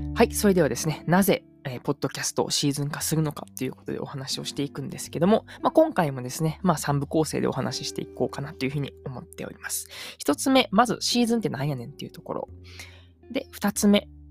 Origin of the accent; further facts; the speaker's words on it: Uji, Kyoto, Japan; moved away as an adult; also born or lived in Kochi; now in Nagoya, Japan; 実家が京都の宇治なんで